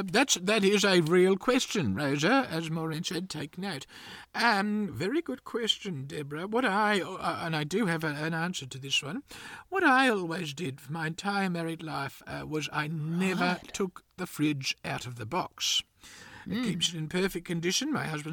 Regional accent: Gympie, Queensland, Australia; I grew up in Gympie, which is up in Queensland

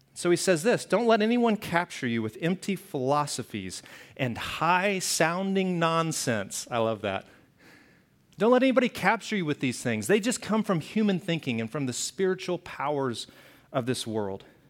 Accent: the South, United States; moved away; I grew up in the South

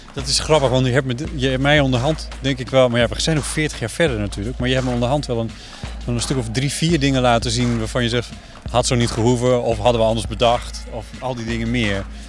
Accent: Amsterdam, North Holland, Netherlands; als Amsterdammer

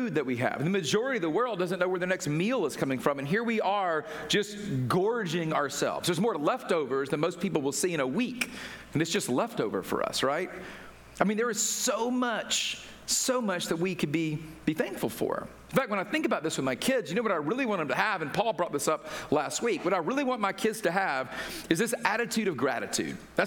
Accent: Atlanta, Georgia, United States; I grew up in Atlanta

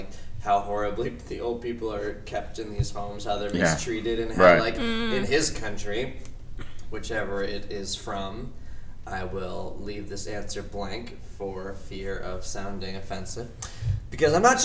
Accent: Worcester, Massachusetts, United States; my hometown of Worcester, Massachusetts

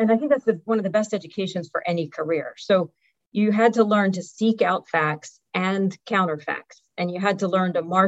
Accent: Philadelphia, Pennsylvania, United States; I grew up in Philadelphia

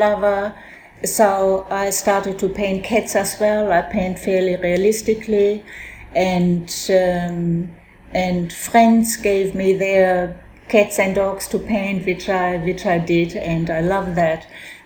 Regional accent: Germany; now in Australia; I was born in Germany and I came to Australia in 1960

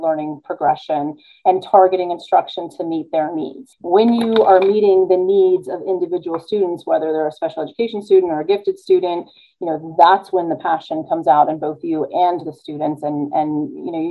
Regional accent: California, United States; moved away; I was born in California

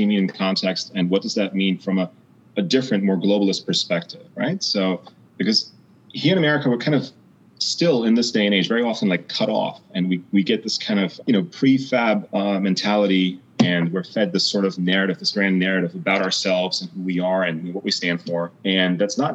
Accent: East Germany, Germany; moved away; also born or lived in United Kingdom / United States; I was born in East Germany, so behind the Iron Curtain, right? That east-west divide, right? Having grown up there

